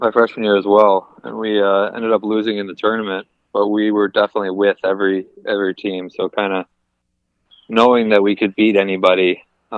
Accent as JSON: {"language": "English", "town": "Detroit", "region": "Michigan", "country": "United States", "tie": "born or raised there", "said": "I grew up here in Detroit"}